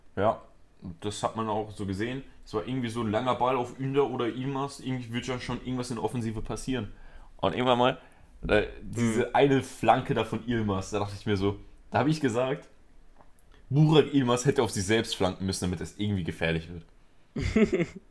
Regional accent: Spain; Ich bin Spanier.

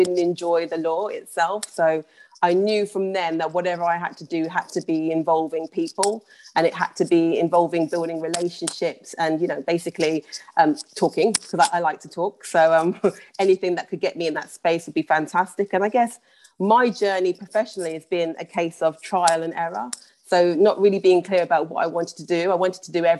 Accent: Birmingham, West Midlands, United Kingdom; moved away as an adult; also born or lived in London; I was born and raised in Birmingham and then moved down to London for university.

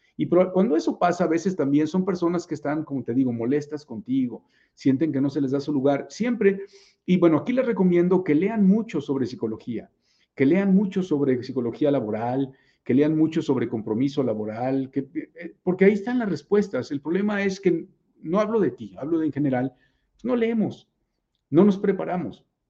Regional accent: Puebla, Mexico; Yo también soy poblano de nacimiento.

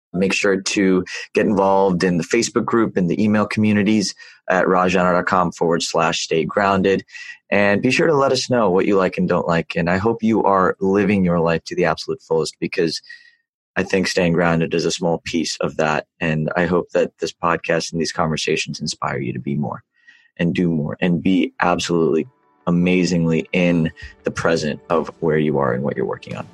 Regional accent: the South, United States; born or raised there

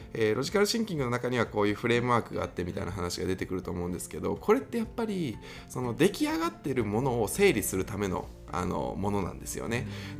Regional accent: Kansai, Japan; 僕関西組

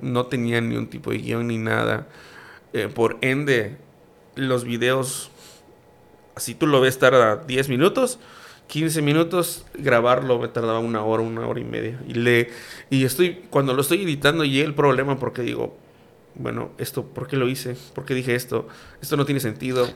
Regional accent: Campeche, Mexico; yo soy más campechano que el pan de cazón

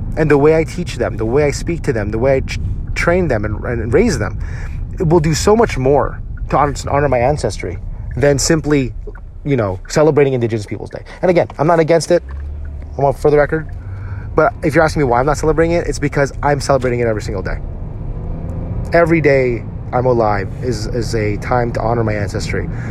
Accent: New Jersey, United States; where I grew up in New Jersey, where there was a lot of Italian Americans

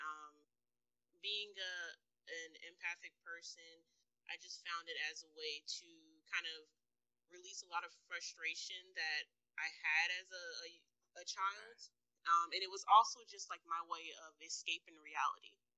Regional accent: Jacksonville, Florida, United States; Um, I'm from Jacksonville, Florida

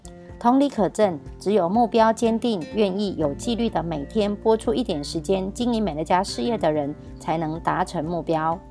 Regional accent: Miaoli County, Taiwan; 今天要为大家导读的主题是

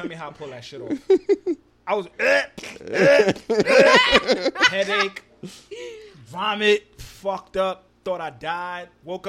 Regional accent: New York City, New York, United States; born or raised there

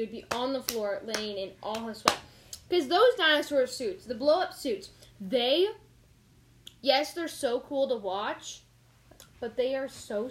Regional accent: Canada; In Canada, we don't have Target.

